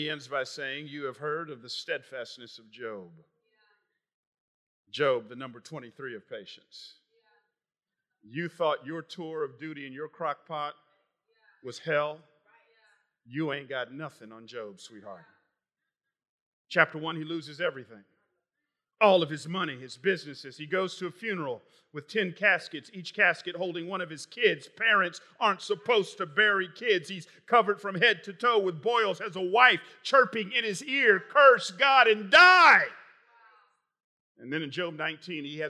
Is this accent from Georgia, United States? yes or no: yes; Atlanta, Georgia, United States; moved away; I grew up in Atlanta